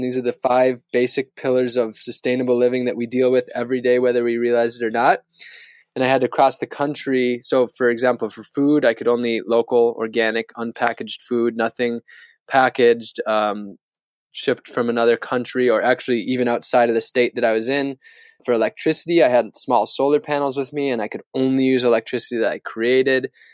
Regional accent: northern Wisconsin, United States; moved away; where I grew up in northern Wisconsin

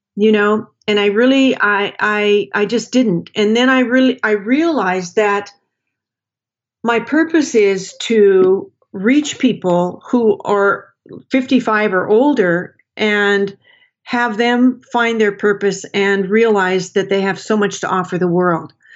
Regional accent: Portland, Oregon, United States; moved away; I grew up in Portland, Oregon. I consider Portland my home.

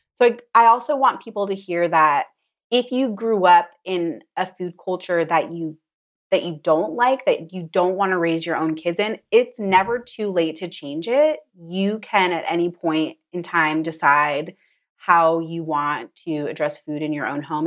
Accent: United States; I grew up in it

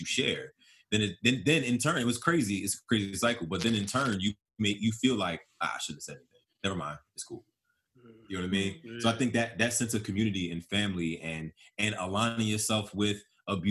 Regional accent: Philadelphia, Pennsylvania, United States; I born and raised in Philly

